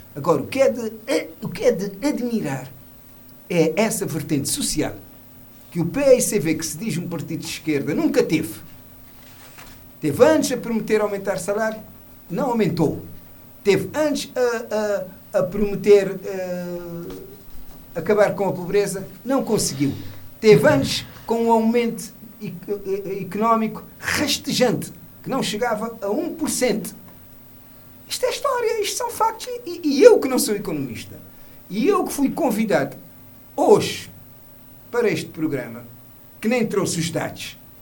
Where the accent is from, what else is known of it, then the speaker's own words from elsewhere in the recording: Mindelo, São Vicente, Cape Verde; como mindelense e menino de São Centro